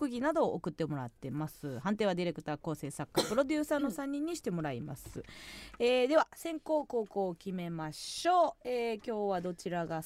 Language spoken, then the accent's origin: Japanese; Kansai, Osaka, Japan; born or raised there; moved away